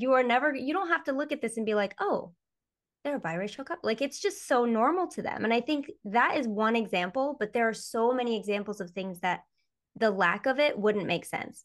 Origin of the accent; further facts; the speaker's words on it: Michigan, United States; growing up in Michigan